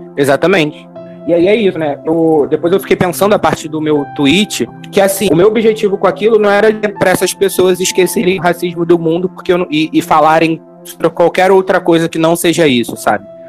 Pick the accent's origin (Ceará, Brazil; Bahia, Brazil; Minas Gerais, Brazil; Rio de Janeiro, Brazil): Rio de Janeiro, Brazil; Sou nascido e criado no Rio de Janeiro, única cidade possível